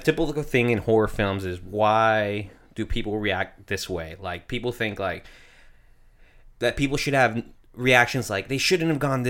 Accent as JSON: {"language": "English", "country": "United States", "said": "I'm American."}